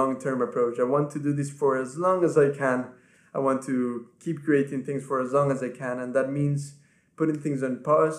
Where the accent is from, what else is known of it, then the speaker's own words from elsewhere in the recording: Ecuador; first language Spanish; English is a second language; now in England, United Kingdom; my family back home lives in Ecuador. That's where I'm from. My first language is Spanish. That's where I was born and raised